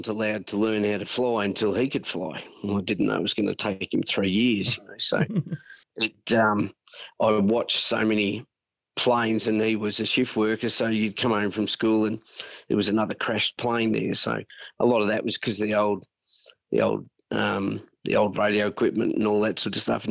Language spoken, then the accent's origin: English; Sunbury, Victoria, Australia; also born or lived in Melbourne; now in Queensland, Australia; we grew up in Sunbury with mum and dad